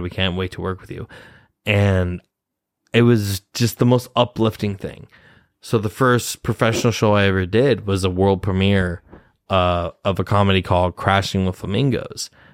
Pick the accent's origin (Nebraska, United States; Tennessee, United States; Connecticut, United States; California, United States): Nebraska, United States; moved away as an adult; now in New York City, United States; I'm from Nebraska. I'm from Nebraska. Midwest